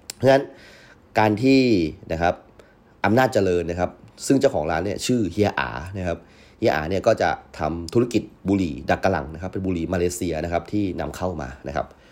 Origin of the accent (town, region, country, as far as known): Yala, Thailand; born or raised there